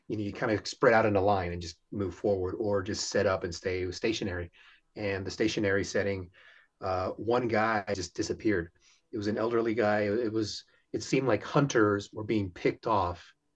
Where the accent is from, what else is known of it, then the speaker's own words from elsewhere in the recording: Houston, Texas, United States; I'm from Houston